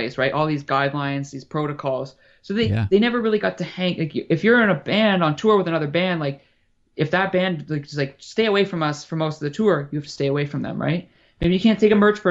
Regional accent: Canada; I'm from Canada

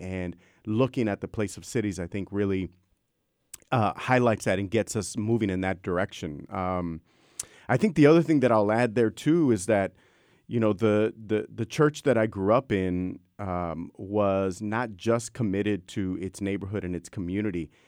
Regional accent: Brownsville, Texas, United States; moved away; I grew up in Brownsville, Texas, so the southernmost tip of Texas, I grew up a ten-minute walk from the border to Matamoros

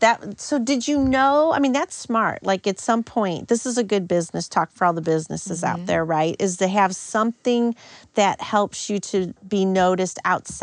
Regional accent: St. Louis, Missouri, United States; But when I was growing up in St. Louis, people thought I was from California. When I went to school at St. Louis U

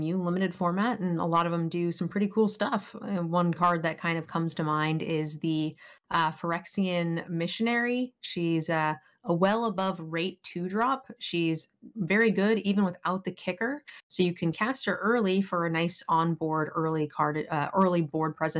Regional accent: San Diego, California, United States; moved away; I was from San Diego

